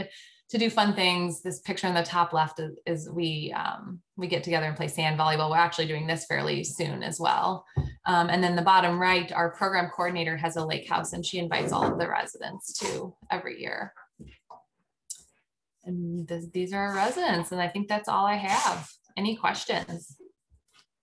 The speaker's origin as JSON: {"language": "English", "region": "Colorado", "country": "United States", "tie": "born or raised there", "also_born_or_lived": "Washington, D.C. / Arizona / Chicago", "moved": "yes", "lives_now": "Cincinnati, United States", "said": "I grew up in Colorado"}